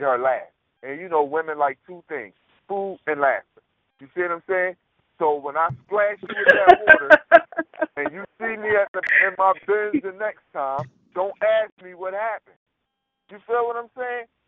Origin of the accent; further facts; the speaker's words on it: Philadelphia, Pennsylvania, United States; I'm from North Philly